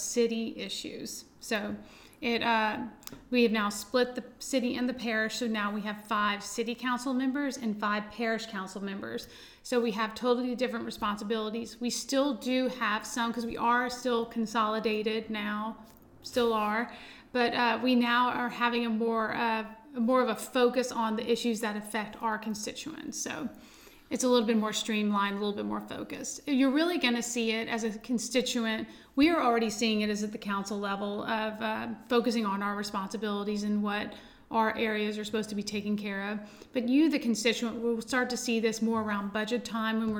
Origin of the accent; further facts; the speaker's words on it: Lafayette, Louisiana, United States; I'm from Lafayette, born and raised